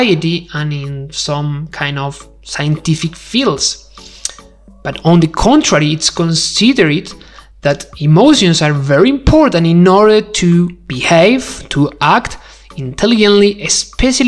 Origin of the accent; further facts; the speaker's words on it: Spain; English is a second language; I'm not English, I'm not English speaker. I do speak English, but I'm Spanish